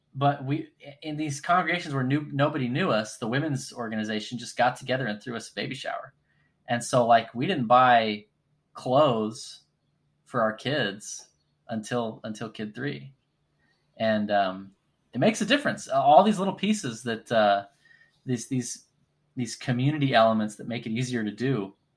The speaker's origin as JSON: {"language": "English", "region": "North Texas", "country": "United States", "tie": "born or raised there", "said": "I grew up in North Texas"}